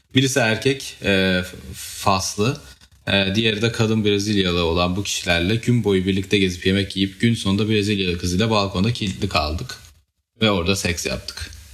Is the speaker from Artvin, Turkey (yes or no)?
yes; Artvin, Turkey; ben Artvinliyim.